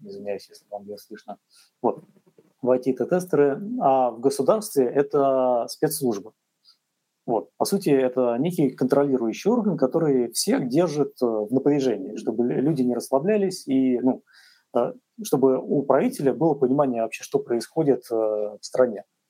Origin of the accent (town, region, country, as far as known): Russia